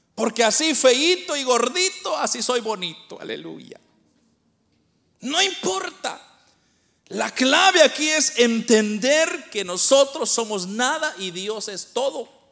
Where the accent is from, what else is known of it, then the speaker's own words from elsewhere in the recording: Guatemala; moved away; nosotros somos de Guatemala, pero nosotros venimos de un lugar bien pobre, de, una aldea nosotros venimos